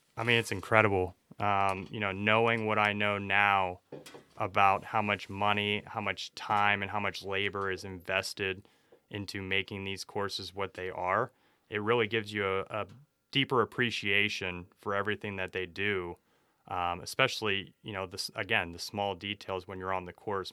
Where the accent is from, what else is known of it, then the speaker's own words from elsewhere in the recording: Youngstown, Ohio, United States; I grew up around in Youngstown, Ohio